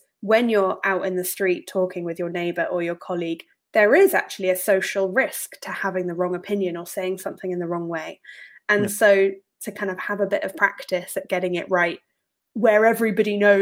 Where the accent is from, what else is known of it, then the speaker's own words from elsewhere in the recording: Exeter, South West England, United Kingdom; accent: generic Southern British middle class educated; moved away as an adult; now in Edinburgh, United Kingdom; I'm from a city called Exeter, which is in the southwest of England. Grew up there, was there until I was 18, and then I moved to Edinburgh to study at university.